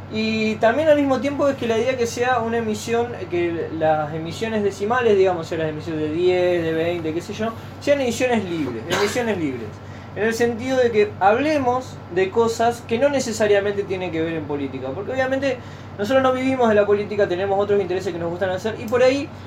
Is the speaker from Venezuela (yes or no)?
no; Argentina; pero que en realidad tiene un nombre que nos debería llenar de orgullo como argentinos haber producido esa película